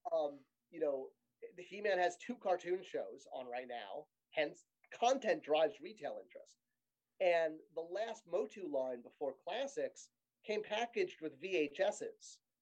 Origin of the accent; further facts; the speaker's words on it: Connecticut, United States; I grew up in Connecticut